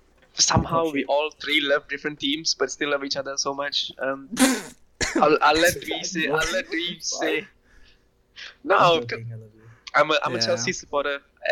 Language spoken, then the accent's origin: English; Ampang, Selangor, Malaysia; also born or lived in Sheffield; I was born in Malaysia as well. Grew up in Ampang.